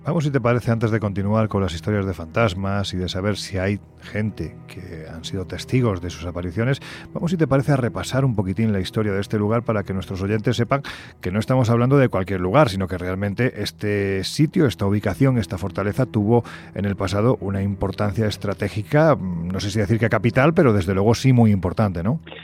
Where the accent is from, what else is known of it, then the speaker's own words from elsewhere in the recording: Jaén, Andalusia, Spain; mi tierra, Jaén